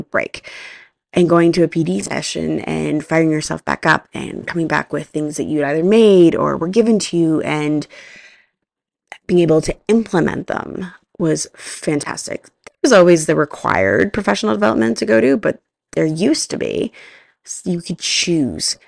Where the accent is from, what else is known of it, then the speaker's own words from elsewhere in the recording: Canada; I'm Canadian